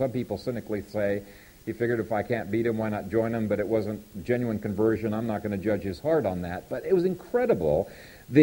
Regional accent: Ethiopia; moved away; the country I grew up in Ethiopia

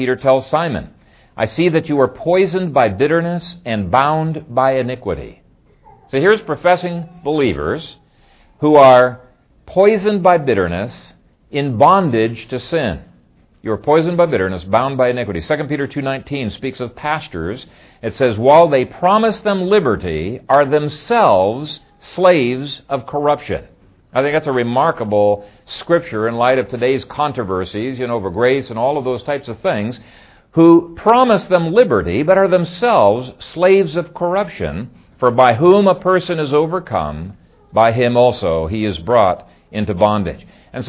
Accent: Ethiopia; When I grew up in Ethiopia, my dad and I had between 17 and 20 beehives.

